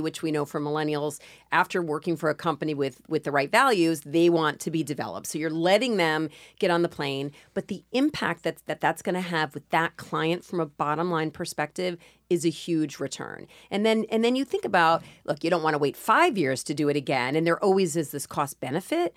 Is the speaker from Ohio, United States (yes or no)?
no; New York, United States; I'm a New Yorker